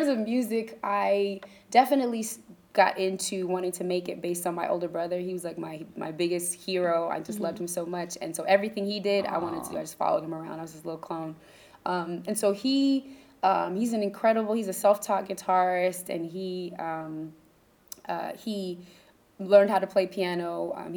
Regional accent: Ithaca, New York, United States; I grew up in Ithaca, New York

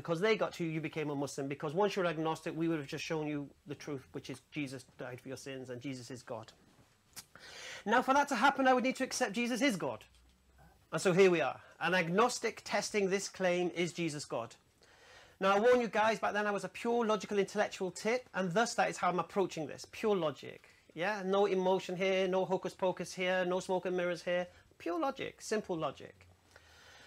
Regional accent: England, United Kingdom; I'm an English revert to Islam

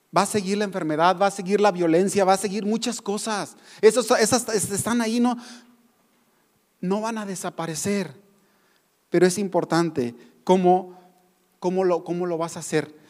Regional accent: Mexico; nosotros como mexicanos

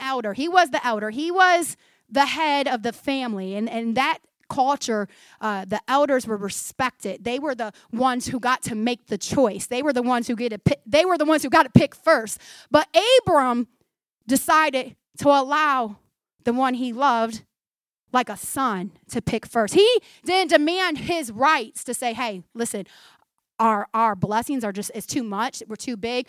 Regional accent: United States; American Christians

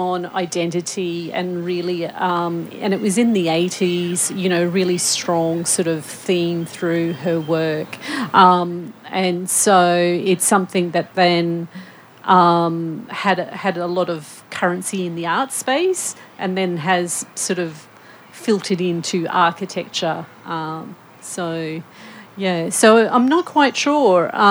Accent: North Queensland, Australia; I grew up in North Queensland

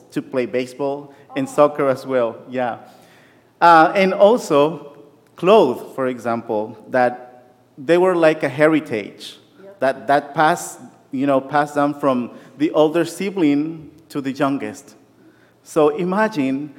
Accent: Nicaragua; moved away; Growing up in Nicaragua

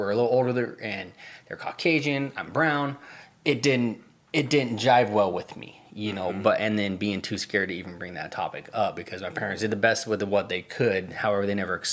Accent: Alaska, United States; also born or lived in Montana; I was adopted from an Indian reservation in Montana to a family in Alaska

